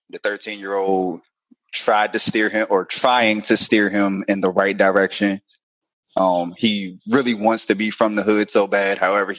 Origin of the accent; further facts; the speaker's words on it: Washington, District of Columbia, United States; I'm from D.C.